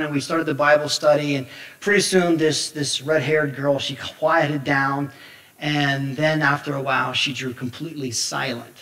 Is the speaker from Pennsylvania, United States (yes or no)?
yes; Somerset, Pennsylvania, United States; I come from Somerset, Pennsylvania